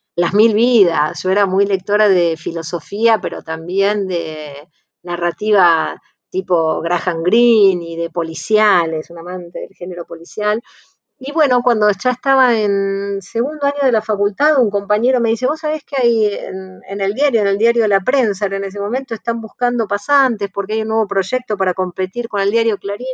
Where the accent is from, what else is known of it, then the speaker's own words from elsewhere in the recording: Lomas de Zamora, Buenos Aires Province, Argentina; me criaron en una escuela en Inmaculada Concepción de Lomas de Zamora